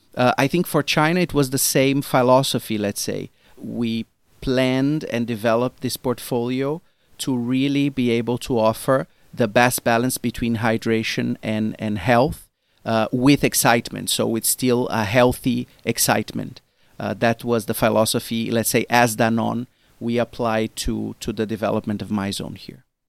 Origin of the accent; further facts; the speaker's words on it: Brazil; moved away; me as a Brazilian, I come from Brazil originally